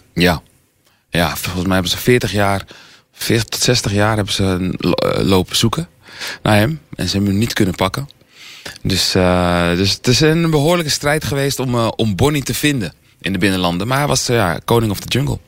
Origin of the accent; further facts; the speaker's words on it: Almere, Flevoland, Netherlands; ik ben natuurlijk hier eh, geboren, hier opgegroeid